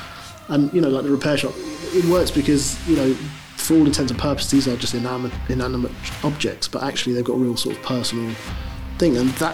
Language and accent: English; London, United Kingdom; Look, I'm from London. I love London. It's the best city in the world.